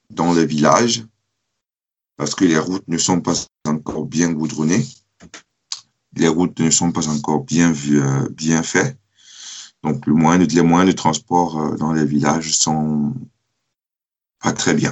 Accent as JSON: {"language": "French", "country": "Cameroon", "also_born_or_lived": "France", "moved": "yes", "lives_now": "Germany", "said": "On est toujours resté en contact depuis que je suis parti du Cameroun. Déjà pour aller en France"}